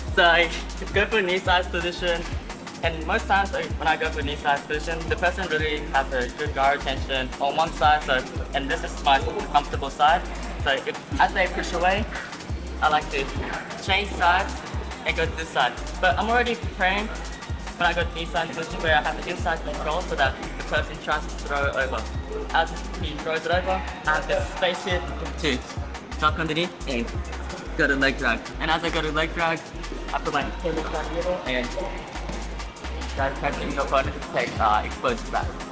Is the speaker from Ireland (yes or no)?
no; Australia; also born or lived in Japan / California; I was born in Japan. I grew up in Australia